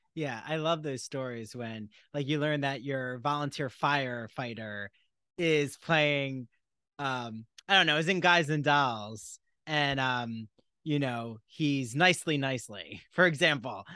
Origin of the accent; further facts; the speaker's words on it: New Jersey, United States; I'm from New Jersey, and I remember even being in South Jersey